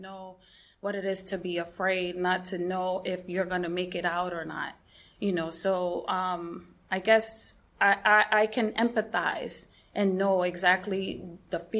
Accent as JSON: {"language": "English", "region": "New York", "country": "United States", "moved": "yes", "lives_now": "West Palm Beach, United States", "said": "I'm a New Yorker."}